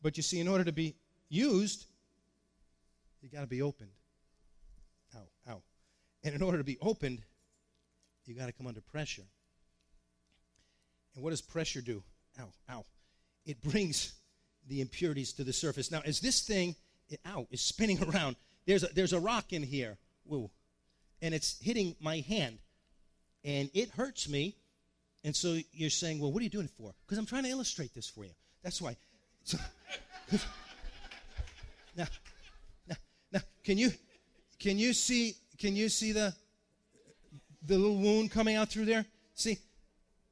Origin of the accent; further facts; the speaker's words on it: New York, United States; I grew up in New York